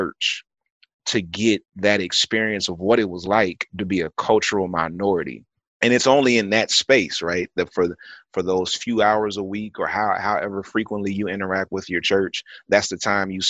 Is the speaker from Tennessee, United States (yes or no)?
no; California, United States; I grew up in California